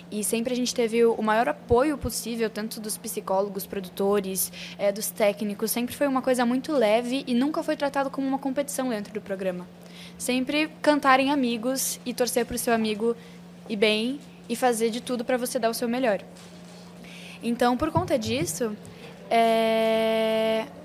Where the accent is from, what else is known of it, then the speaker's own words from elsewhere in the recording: Porto Alegre, Rio Grande do Sul, Brazil; born there; Eu nasci em Porto Alegre, mas a história é longa. Eu já morei em oito cidades e já passei por nove mudanças.